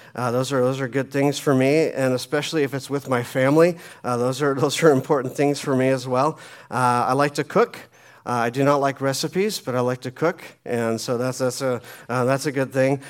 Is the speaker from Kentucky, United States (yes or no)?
no; Phoenix, Arizona, United States; moved away as an adult; also born or lived in Colorado; I was raised uh, in Phoenix, lived there until I was about 25